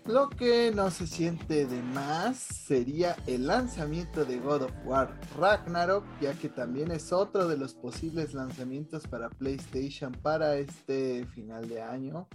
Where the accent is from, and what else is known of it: Mexico